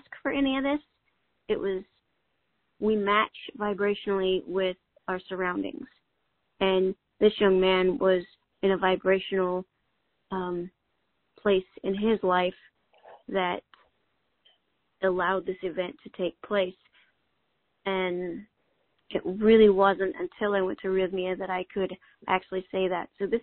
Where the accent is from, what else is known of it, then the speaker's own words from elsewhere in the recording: Northwest, United States; I grew up in the Northwest